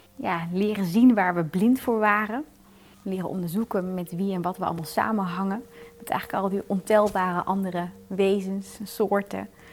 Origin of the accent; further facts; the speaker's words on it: Netherlands; als Nederlanders